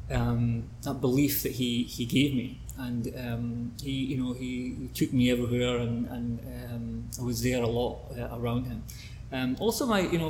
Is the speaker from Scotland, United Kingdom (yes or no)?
yes; Oban, west coast of Scotland, United Kingdom; I'm from Scotland, west coast of Scotland, a town called Ogan